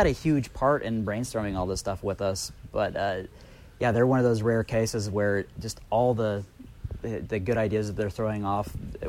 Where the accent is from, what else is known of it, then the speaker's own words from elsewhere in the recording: Sacramento, California, United States; Yeah, we're from Sacramento, and we do have hometown spirit.